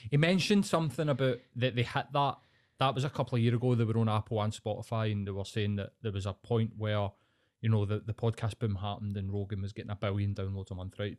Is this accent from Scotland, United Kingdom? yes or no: yes; Scotland, United Kingdom; I'm Scottish